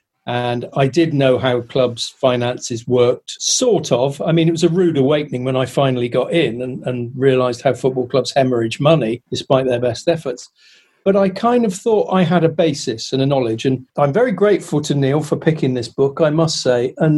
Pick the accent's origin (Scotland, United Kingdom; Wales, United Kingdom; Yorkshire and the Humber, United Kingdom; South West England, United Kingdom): South West England, United Kingdom; Weymouth; moved away as an adult; As a kid, I wanted to play for my hometown team. As a kid, Weymouth Football Club was the pinnacle of my expectations and love, really.